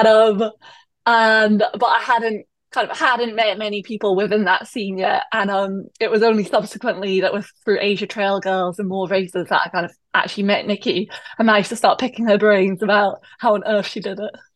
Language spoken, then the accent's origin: English; Perthshire, Scotland, United Kingdom; moved away as an adult; also born or lived in London; now in Hong Kong; I am Scottish, uh, and I'm from originally from Perthshire, so kind of central Scotland, just at the start of the Highlands